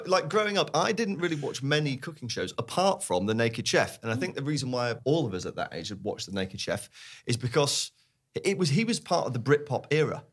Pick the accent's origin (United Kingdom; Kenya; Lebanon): United Kingdom; Sheffield, Yorkshire and the Humber; We grew up in Sheffield